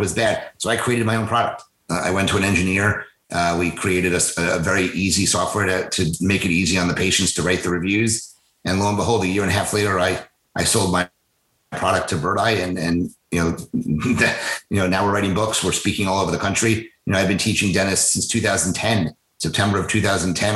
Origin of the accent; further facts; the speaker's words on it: New York, United States; moved away as an adult; also born or lived in New Orleans / Boston; now in Philadelphia, United States; I grew up in New York. So I grew up in about a half hour from New York City, so the suburbs.